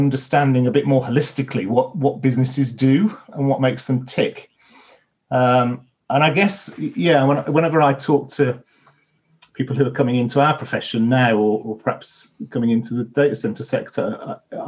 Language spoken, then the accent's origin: English; Birmingham, West Midlands, United Kingdom; I'm originally from Birmingham